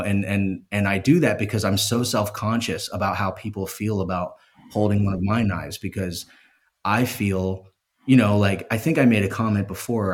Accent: Philadelphia, Pennsylvania, United States; I'm from Philadelphia

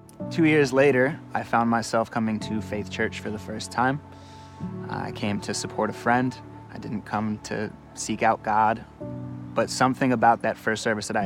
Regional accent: Bethlehem, Pennsylvania, United States; I was born and raised in Bethlehem, Pennsylvania

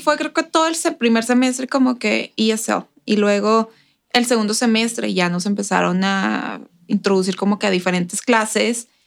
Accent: Ciudad Juárez, Chihuahua, Mexico; moved away as an adult; now in El Paso, United States; yo crecí en Juárez todos los días cruzando para ir a la escuela

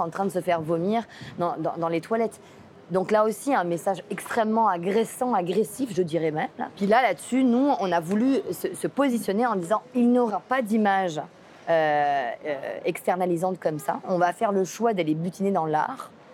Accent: Provence-Alpes-Côte d'Azur, France; moved away; je viens pas du lac Saint-Jean, je viens de France, je viens de la Côte d'Azur

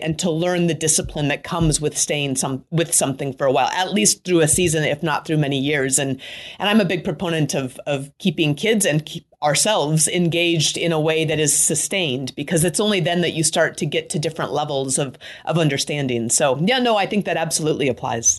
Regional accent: Anchorage, Alaska, United States; moved away as an adult; I grew up in Anchorage, Alaska

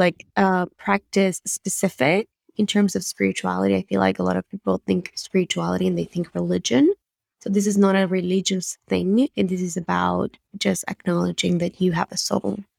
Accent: Buenos Aires, Argentina; English is a second language; moved away as an adult; now in United States; The accent you hear is from Buenos Aires, Argentina, uh, where I grew up, and I moved to the States in two thousand ten

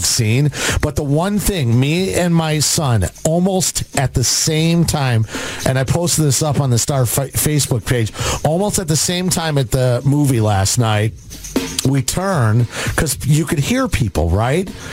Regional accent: Addison, Illinois, United States; I grew up in Addison in the Western Burbs

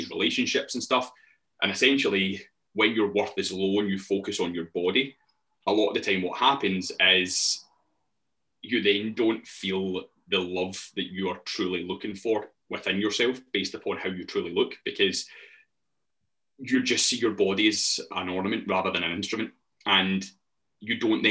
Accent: Glasgow, Scotland, United Kingdom; I'm an online coach. I come from Glasgow.

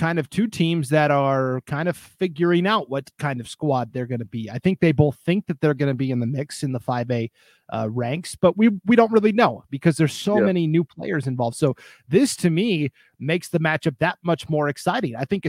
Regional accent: Montana, United States; now in Idaho, United States; the great state of Montana. I may be biased. That's my home state.

